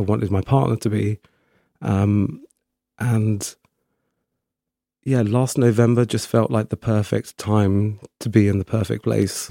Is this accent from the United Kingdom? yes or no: yes; Slough, South East England, United Kingdom; moved away as an adult; also born or lived in Windsor; now in Brighton, United Kingdom; I grew up in Slough, um, which is, uh, just outside London